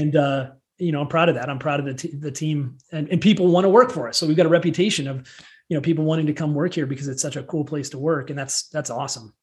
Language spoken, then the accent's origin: English; central Illinois, United States; moved away as an adult; also born or lived in Chicago, Illinois; now in Colorado, United States; I started my career in um, at a very young age in, in central Illinois. So I'm a Midwesterner, not not Chicago, like corn and soybeans, Illinois